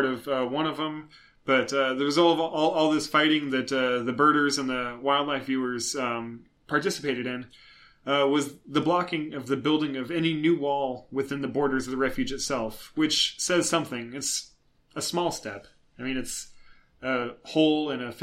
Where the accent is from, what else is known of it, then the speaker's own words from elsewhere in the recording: Tualatin, Oregon, United States; moved away as an adult; also born or lived in the South (US); We're originally from Tualatin, Oregon. It's a suburb of Portland